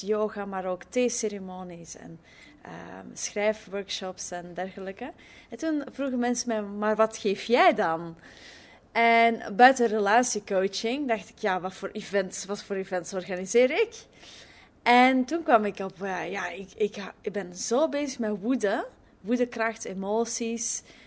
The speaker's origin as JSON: {"language": "Dutch", "country": "Belgium", "moved": "yes", "lives_now": "Netherlands", "said": "ik ben als Belg eh, in, in Nederland nu"}